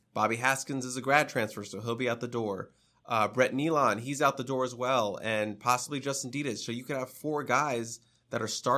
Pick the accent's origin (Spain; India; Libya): Spain; In comparison, I am from Spain, and every time someone asks me about bullfighters, it's annoying because it's just stereotypical for me.